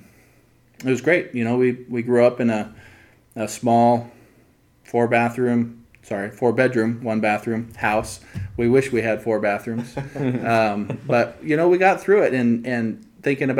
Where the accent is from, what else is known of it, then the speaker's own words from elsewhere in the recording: Spokane Valley, Washington, United States; I grew up in Spokane Valley, 1 of 9 kids. I was literally born in my home